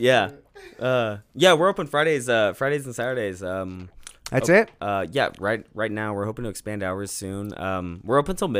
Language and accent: English; Kansas, United States; born there; I mean, I was born in Wyandotte County, and I spent time in Duval County in Jacksonville.